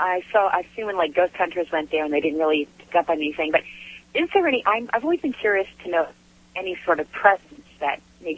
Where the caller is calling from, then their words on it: Michigan, United States; also born or lived in Rhode Island; I'm calling from Michigan.